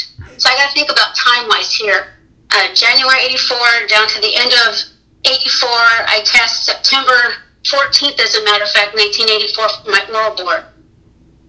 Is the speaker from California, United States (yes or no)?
yes; San Diego, California, United States; I grew up out there in San Diego